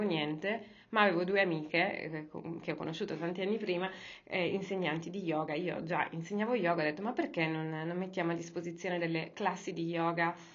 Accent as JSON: {"language": "Italian", "town": "Cagliari", "region": "Sardinia", "country": "Italy", "moved": "as an adult", "lives_now": "Milan, Italy", "said": "io, quando sono arrivata qua a Milano, io sono di Cagliari"}